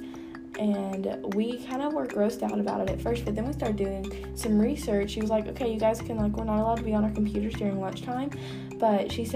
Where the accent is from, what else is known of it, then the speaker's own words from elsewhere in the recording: the South, Southern United States, United States; accent: southern country; The only accent I can do is a nice southern country accent because that's where I'm from